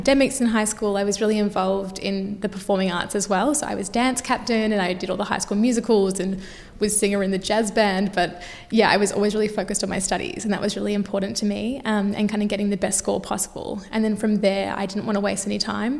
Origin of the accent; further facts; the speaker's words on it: Melbourne, Victoria, Australia; also born or lived in Perth; I was actually born in Perth, but I grew up in Melbourne.